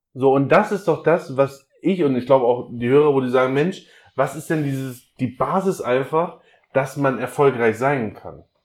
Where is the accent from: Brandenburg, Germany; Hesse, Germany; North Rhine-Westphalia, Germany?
Hesse, Germany; North; now in Hamburg, Germany; komme ursprünglich aus Nordhessen